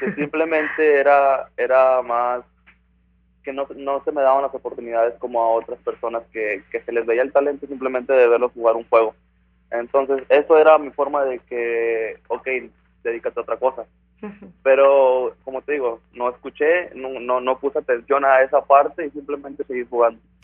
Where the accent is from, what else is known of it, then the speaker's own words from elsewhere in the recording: Ciudad Victoria, Tamaulipas, Mexico; moved away; soy de Ciudad Victoria, Tamaulipas